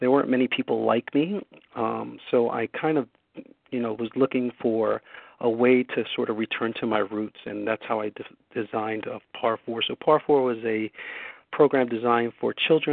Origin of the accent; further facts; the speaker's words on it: Newark, New Jersey, United States; I grew up in Newark, New Jersey. I was a product of the inner city